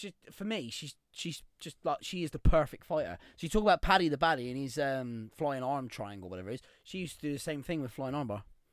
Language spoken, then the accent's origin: English; Cornwall, South West England, United Kingdom; me being Cornish